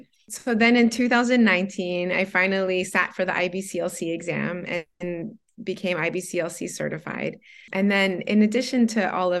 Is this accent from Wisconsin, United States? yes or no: no; Florida, United States; now in Guangzhou, China; I'm from Florida originally, so the climate really got to me a lot. So anyways, yeah, so we moved to Guangzhou.